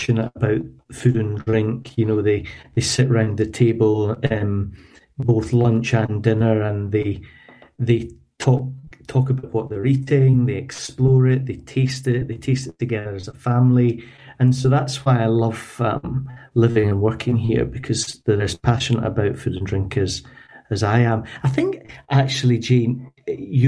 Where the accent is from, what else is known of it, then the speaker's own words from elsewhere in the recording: Scotland, United Kingdom; moved away as an adult; also born or lived in London; now in Paris, France; we're both Scottish